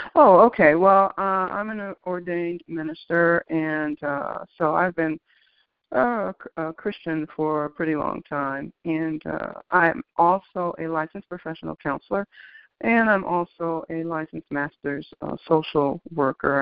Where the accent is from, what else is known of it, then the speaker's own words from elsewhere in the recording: Detroit, Michigan, United States; also born or lived in Greensboro, North Carolina; I was born in Greensboro, North Carolina, but basically I was raised in Detroit